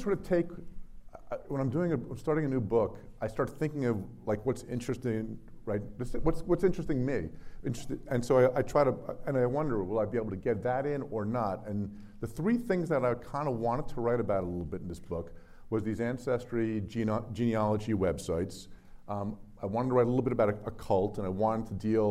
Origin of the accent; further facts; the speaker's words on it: New Jersey, United States; my home state of New Jersey